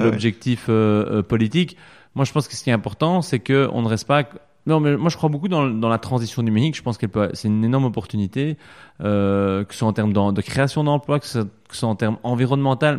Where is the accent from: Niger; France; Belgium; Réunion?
Belgium; ancré chez nous en Wallonie et à Bruxelles